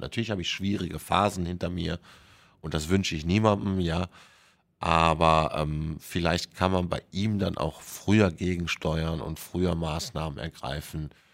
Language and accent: German; Germany; bei uns in Deutschland